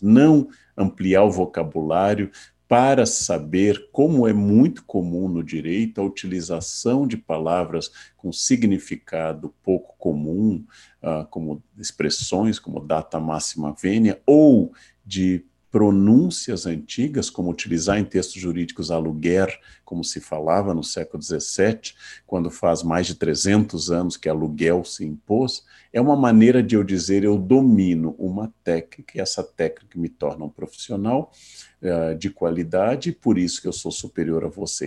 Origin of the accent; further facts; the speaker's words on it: Rio Grande do Sul, Brazil; meu estado natal